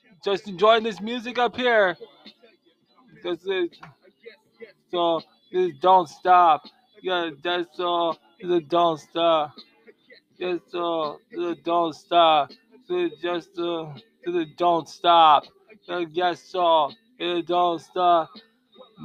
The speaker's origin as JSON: {"language": "English", "country": "United States", "said": "I'm Black American"}